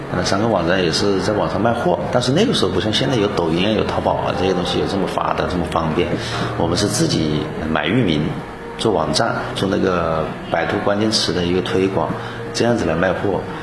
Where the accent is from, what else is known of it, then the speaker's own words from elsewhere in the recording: Hengyang, Hunan, China; 我出生于湖南衡阳，也算是我们本省人。我的家乡呢是一个与有色金属之乡，我的小学啊、初中啊都是在农村长大